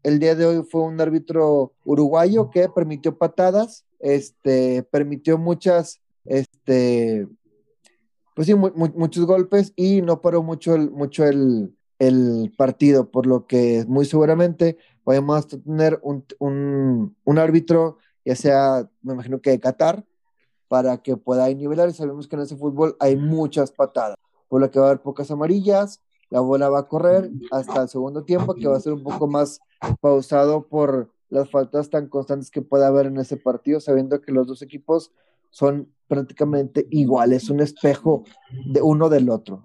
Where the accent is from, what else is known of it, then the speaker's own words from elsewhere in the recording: Mexico; soy el único mexicano